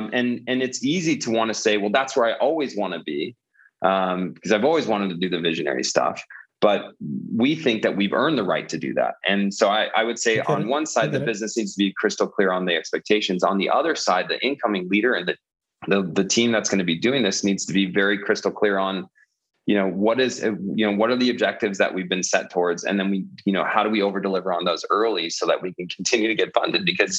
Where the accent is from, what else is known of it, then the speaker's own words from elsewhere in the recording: California, United States; now in Denver, United States; I came from California myself.